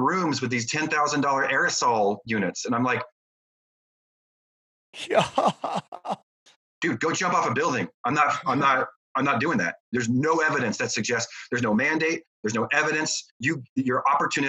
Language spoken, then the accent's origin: English; United States; as an American